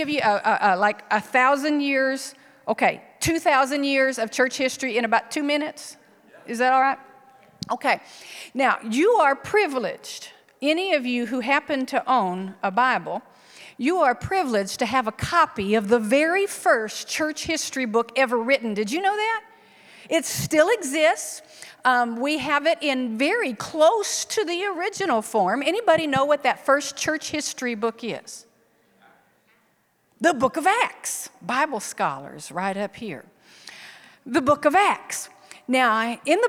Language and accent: English; South Texas, United States; moved away as an adult; also born or lived in Iowa; I'm actually from South Texas, but pastored in Iowa for 24 years